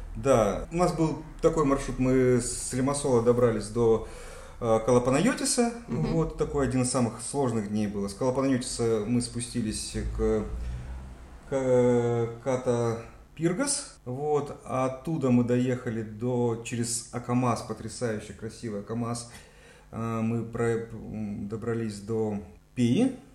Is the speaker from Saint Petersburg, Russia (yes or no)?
no; Gelendzhik, Krasnodar Krai, Russia; also born or lived in Moscow; now in Cyprus; Я из Геленджика